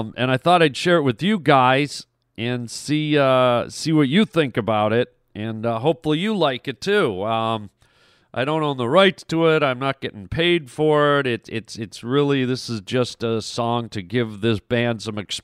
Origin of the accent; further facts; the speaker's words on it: Canada; I was born and raised in Canada, and we grew up on, you know, a lot of Canadian radio